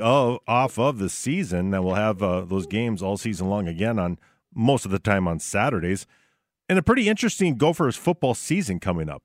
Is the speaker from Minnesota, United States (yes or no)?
yes; Barnesville, Minnesota, United States; my hometown of Barnesville